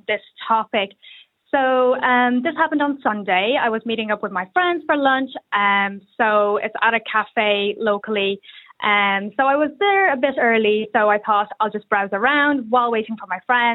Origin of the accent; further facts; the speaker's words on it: Ireland; I grew up in Ireland, I was raised in Ireland. I've been in Ireland for the last 27 years.